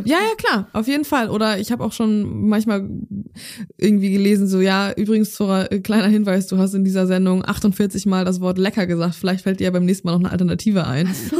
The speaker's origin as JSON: {"language": "German", "town": "Zeven", "region": "Lower Saxony", "country": "Germany", "tie": "born or raised there", "moved": "as an adult", "lives_now": "Hamburg, Germany", "said": "in Zefen in meiner Heimatstadt, wo ich groß geworden bin"}